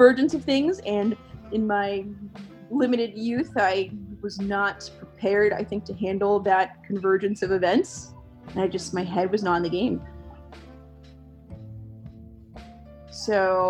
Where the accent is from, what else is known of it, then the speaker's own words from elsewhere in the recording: New York City, New York, United States; now in Pittsburgh, United States; I'm originally from New York City, the Bronx specifically, and I am now in Pittsburgh.